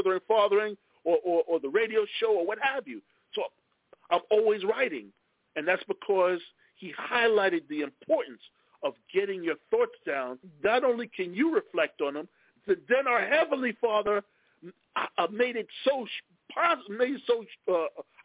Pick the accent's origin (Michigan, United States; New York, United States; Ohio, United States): New York, United States; Lakeview; also born or lived in Brooklyn; I still have family in the city, but I grew up on Long Island, so I got both